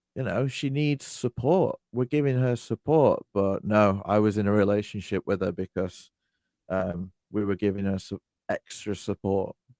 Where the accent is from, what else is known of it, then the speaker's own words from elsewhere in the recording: United Kingdom; I'm British